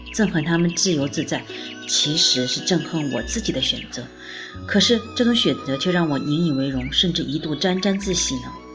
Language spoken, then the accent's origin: Chinese; China; 作为中国人